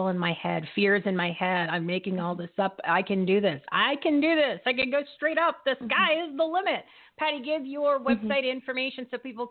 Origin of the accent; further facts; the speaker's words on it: New Jersey, United States; accent: Jersey; I got my Jersey accent that slips in every once in a while